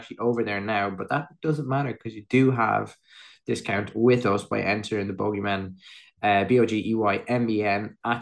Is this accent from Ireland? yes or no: yes; Athlone, Leinster, Ireland; just outside Athlone, my hometown